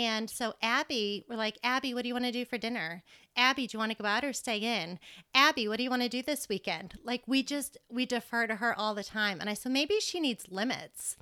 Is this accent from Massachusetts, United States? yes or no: yes; Massachusetts, United States; moved away as an adult; now in Lubbock, United States; I came from Massachusetts. I grew up in Massachusetts